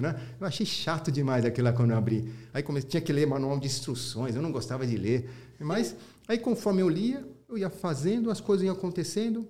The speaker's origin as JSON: {"language": "Portuguese", "country": "Brazil", "tie": "born or raised there", "said": "Meu país é Brasil. Falei pra minha mãe, sou japonês, sou brasileiro. Pô, ela falou, você é brasileiro, filho, você nasceu no Brasil"}